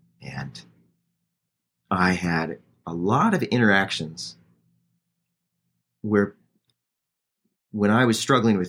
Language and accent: English; Midwest, United States; now in Bellingham, United States; I grew up on the mighty Mississippi. That's important to say. So I'm from the Midwest, but now I live out on the left coast in the Pacific Northwest, in Bellingham, Washington.